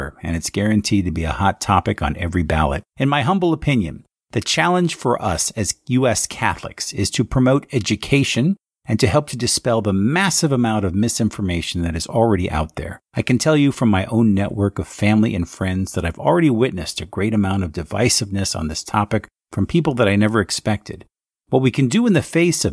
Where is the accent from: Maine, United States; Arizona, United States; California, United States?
Arizona, United States; Phoenix; in the Diocese of Phoenix, where is my hometown